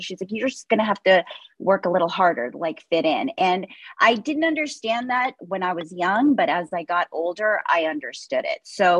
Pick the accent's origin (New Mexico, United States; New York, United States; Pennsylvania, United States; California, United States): California, United States; Los Angeles; my mom is from Bolivia. So I was born and raised here in Los Angeles, but I was like you. I went every summer to Bolivia.